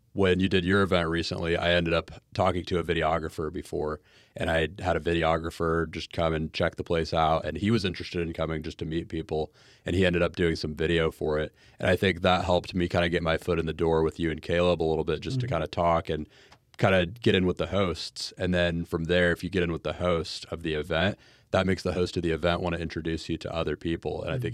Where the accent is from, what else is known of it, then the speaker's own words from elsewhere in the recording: Jacksonville, Florida, United States; I'm from Jacksonville.